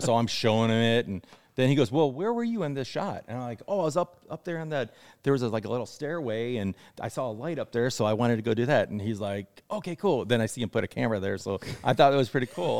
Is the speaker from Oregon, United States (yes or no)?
no; Ohio, United States; moved away as an adult; now in Los Angeles, United States; I grew up in Ohio. So I moved out here when I was eighteen